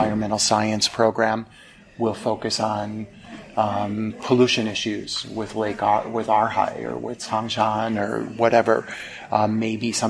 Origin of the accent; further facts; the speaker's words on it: Chicago, Illinois, United States; moved away as an adult; also born or lived in China; I'm from Chicago, from the States